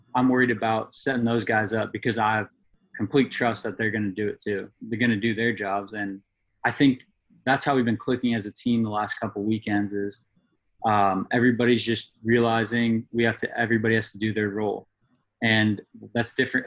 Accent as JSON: {"language": "English", "town": "Goleta", "region": "California", "country": "United States", "tie": "born or raised there", "also_born_or_lived": "Santa Barbara, California", "moved": "as an adult", "lives_now": "Hawaii, United States", "said": "growing up in Santa Barbara or Goleta is where I grew up"}